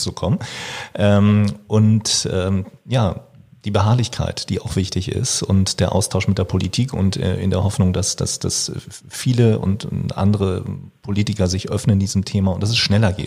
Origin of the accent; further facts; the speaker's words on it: Schleswig-Holstein, Germany; ich komme aus Schleswig-Holstein auch, bin in Schleswig-Holstein ähm, dann auf ein Gymnasium gegangen